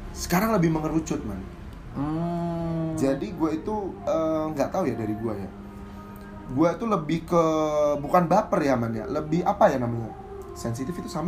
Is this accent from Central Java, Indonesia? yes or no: yes; Central Java, Indonesia; Di daerah Jawa Tengah.